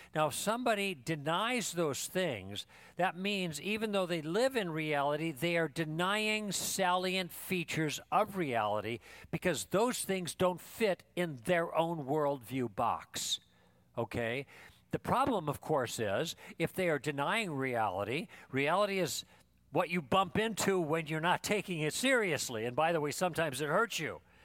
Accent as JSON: {"language": "English", "town": "Thousand Oaks", "region": "California", "country": "United States", "said": "I'm from Thousand Oaks"}